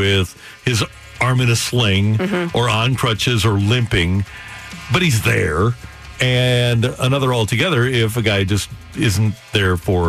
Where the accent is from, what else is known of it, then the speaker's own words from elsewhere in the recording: St. Louis, Missouri, United States; We're from the Lou.